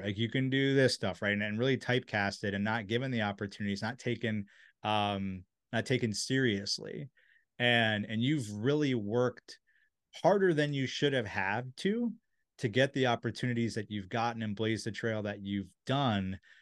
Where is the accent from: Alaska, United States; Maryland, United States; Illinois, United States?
Maryland, United States; Silver Spring; I'm from Silver Spring. I grew up next to there